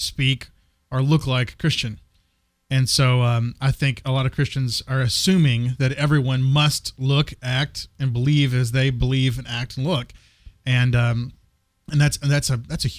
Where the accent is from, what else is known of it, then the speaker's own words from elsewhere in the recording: Texas, United States; moved away; also born or lived in Wilmore, Kentucky / Santa Fe, New Mexico; I grew up in Texas